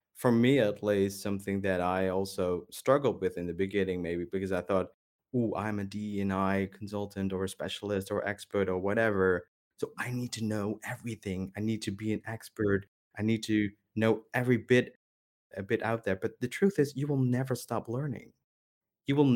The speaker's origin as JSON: {"language": "English", "country": "Netherlands", "tie": "born or raised there", "said": "growing up in the Netherlands, um, I was never, I was never Dutch enough"}